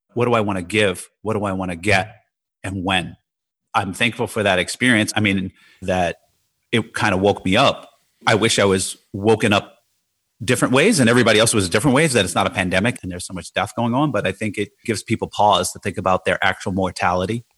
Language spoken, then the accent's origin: English; Jersey City, New Jersey, United States; growing up in Jersey City